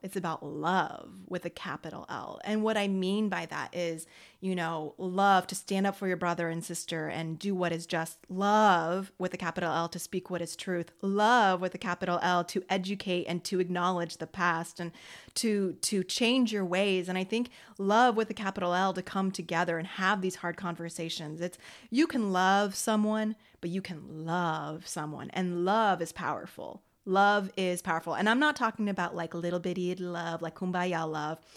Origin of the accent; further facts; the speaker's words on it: United States; I'm American. I'm Franco American